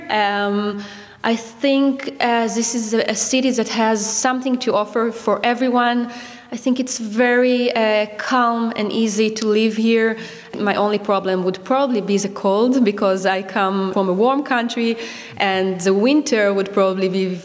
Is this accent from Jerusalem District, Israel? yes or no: no; Tel Aviv, Tel Aviv District, Israel; I'm a journalist from Tel Aviv and I'm here for a few months to write about Berlin community.